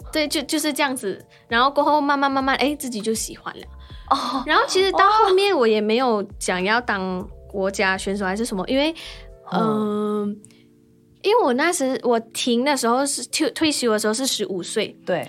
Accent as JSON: {"language": "Chinese", "country": "Malaysia", "tie": "born or raised there", "moved": "yes", "said": "小时候嗯。就在马来西亚比赛的时候，真的试过太喘，撑不下去"}